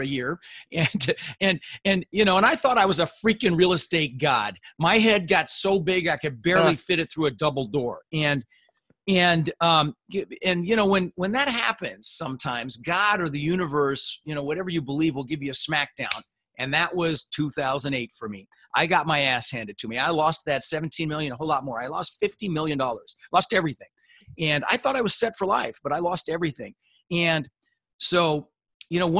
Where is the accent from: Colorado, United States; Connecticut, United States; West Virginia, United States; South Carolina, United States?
Colorado, United States; Denver; also born or lived in Netherlands; we ended up in Denver, Colorado